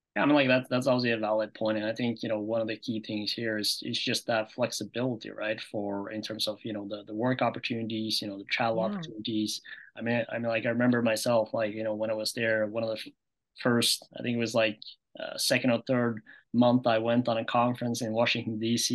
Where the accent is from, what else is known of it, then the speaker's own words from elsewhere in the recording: Norway; moved away; I was from Norway